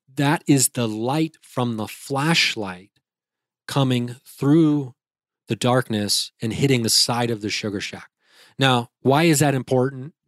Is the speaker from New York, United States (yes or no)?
no; Dayton, Ohio, United States; I'm a comedian from Dayton, Ohio